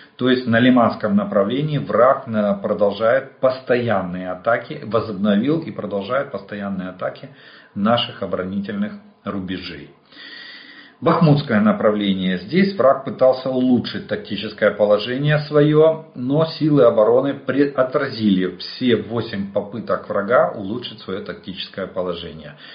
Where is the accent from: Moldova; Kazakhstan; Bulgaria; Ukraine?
Ukraine; мы из Украины